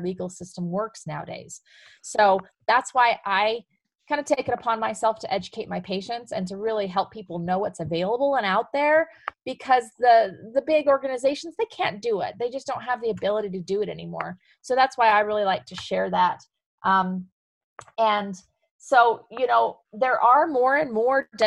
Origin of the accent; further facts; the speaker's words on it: Emery County, Utah, United States; also born or lived in Provo, Utah / Omaha, Nebraska; Born in Provo, Utah, of all places. I was raised in Emory County, though, kind of central Utah area